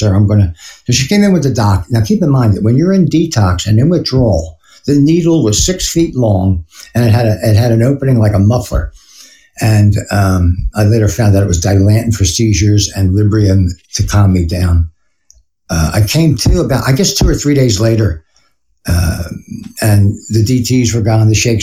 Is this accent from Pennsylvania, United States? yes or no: yes; Philadelphia, Pennsylvania, United States; moved away; I'm from Philly